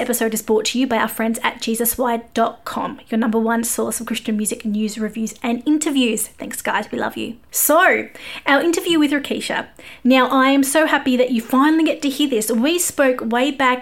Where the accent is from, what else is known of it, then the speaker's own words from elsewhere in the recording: Australia; I am an Aussie music journalist